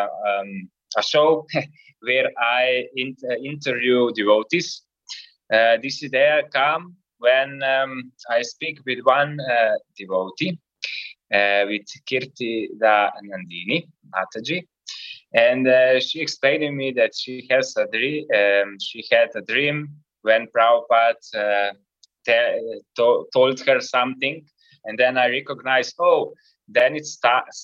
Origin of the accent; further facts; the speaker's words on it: Ljubljana, Slovenia; I'm from Ljubljana